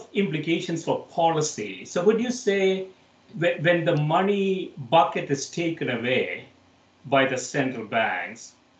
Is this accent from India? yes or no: yes; India; now in United States; So I moved from India to the United States in the mid-80s